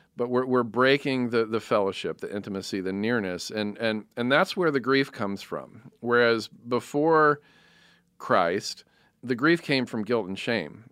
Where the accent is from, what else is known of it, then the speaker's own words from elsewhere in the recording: United States; I'm American